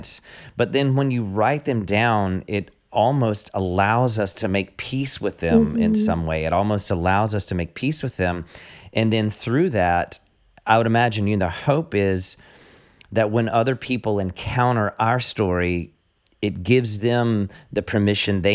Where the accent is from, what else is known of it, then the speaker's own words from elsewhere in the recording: American South, United States; I'm from the American South, so I mispronounce everything on a daily basis